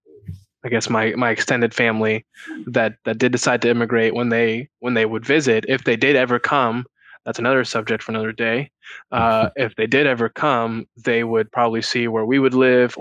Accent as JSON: {"language": "English", "town": "Houston", "region": "Texas", "country": "United States", "tie": "born or raised there", "said": "I grew up in Houston. So kind of the Southwest Houston, A-Leaf. That's the school district that I grew up"}